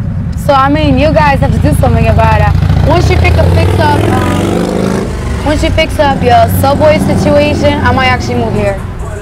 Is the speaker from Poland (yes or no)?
yes; Poland; I ate that shit growing up in Poland.